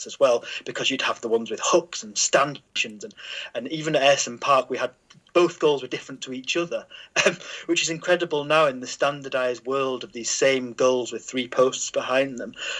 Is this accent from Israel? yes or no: no; Teesside, North East England, United Kingdom; moved away; I was born on Teesside